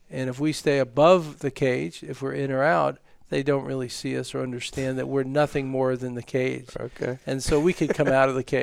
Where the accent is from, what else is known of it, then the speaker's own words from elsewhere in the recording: New York, United States; Yes, it was. Uh, I grew up as a lifeguard. I spent six summers as an ocean lifeguard